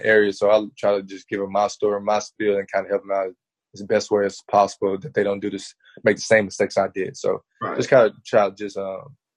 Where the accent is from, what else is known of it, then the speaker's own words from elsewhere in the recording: Memphis, Tennessee, United States; also born or lived in Arkansas; I'm from Memphis